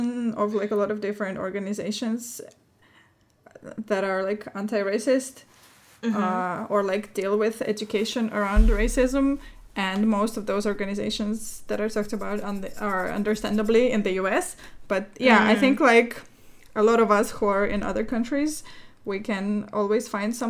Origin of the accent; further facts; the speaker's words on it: Russia; moved away; my home country, in Russia